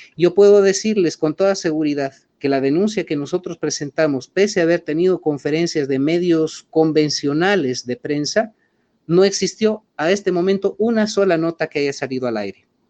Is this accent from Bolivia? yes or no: yes; Bolivia